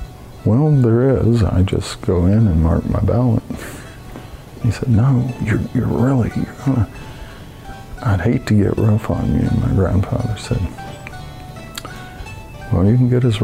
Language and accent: English; Tennessee, United States; now in Hannibal, United States; I'm from Tennessee originally. My grandfather had a cotton farm that I worked on growing up